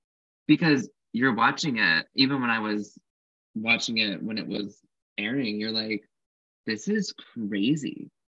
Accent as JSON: {"language": "English", "town": "Frankfurt", "region": "Hesse", "country": "Germany", "tie": "born or raised there", "said": "I mean, I escaped the racist homophobic bullies in my hometown of Frankfurt, but then I went to like big city"}